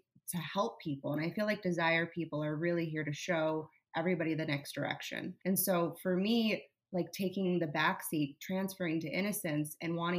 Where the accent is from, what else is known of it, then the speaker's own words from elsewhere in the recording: South Florida, United States; I grew up in South Florida where my environment was incorrect for me